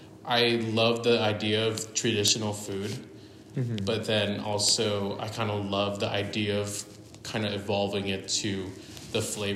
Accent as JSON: {"language": "English", "country": "United States", "said": "adding my influence of being an American as well"}